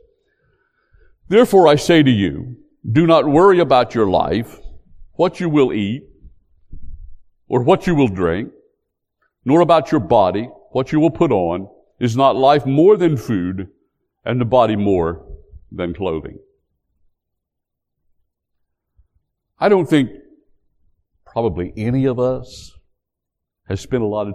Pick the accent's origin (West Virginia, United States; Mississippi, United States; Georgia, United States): West Virginia, United States; moved away; also born or lived in North Carolina; back when I grew up in West Virginia